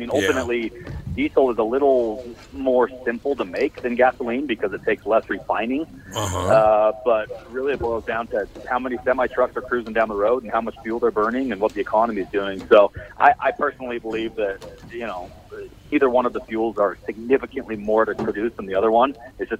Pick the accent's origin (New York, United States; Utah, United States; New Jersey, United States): Utah, United States; Salt Lake City; Salt Lake City, Utah.